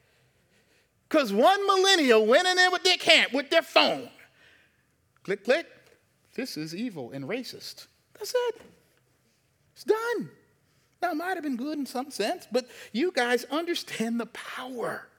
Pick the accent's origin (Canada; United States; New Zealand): United States; the South; moved away; also born or lived in Baltimore; I'm from the South.